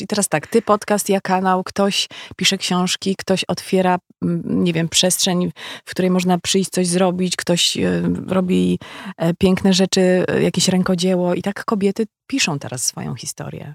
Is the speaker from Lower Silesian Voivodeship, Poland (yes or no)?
yes; Legnica, Lower Silesian Voivodeship, Poland; moved away